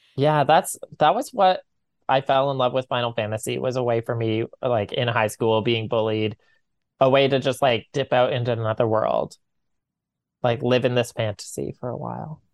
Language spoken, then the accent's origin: English; Corner Brook, Newfoundland and Labrador, Canada; now in St. John's, Canada; I'm from Corner Brook